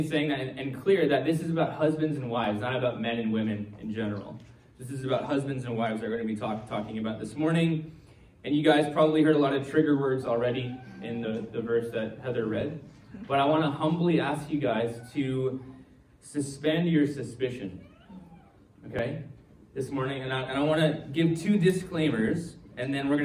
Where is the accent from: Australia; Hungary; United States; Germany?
United States; moved away; I'm from the States